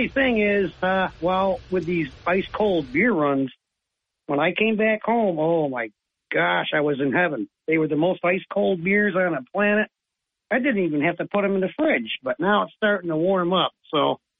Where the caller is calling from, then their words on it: Owego, New York, United States; from Owego.